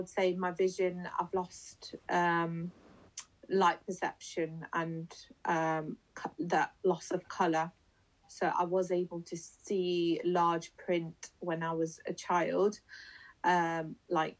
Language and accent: English; Leicester, East Midlands, United Kingdom; I'm from Leicester.